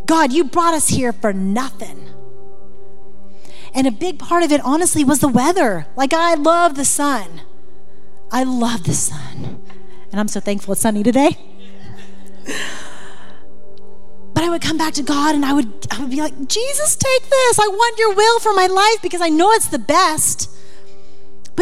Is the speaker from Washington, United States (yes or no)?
no; Florida, United States; moved away as an adult; now in Montana, United States; I'm from Florida, and being in Montana in the first years, it was hard